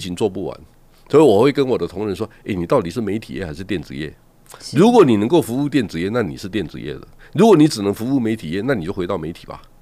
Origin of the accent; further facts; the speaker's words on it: Taiwan; 我们台湾人很擅长做 sales